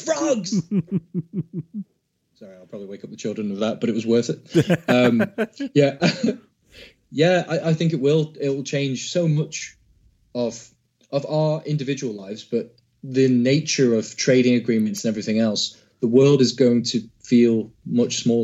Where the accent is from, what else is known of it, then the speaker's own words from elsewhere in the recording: United Kingdom; I'm quite proud of being British